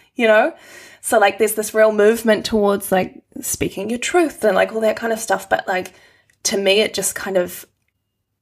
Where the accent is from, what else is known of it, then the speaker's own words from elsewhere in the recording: Christchurch, Canterbury, New Zealand; moved away as an adult; now in Wellington, New Zealand; Christchurch, my hometown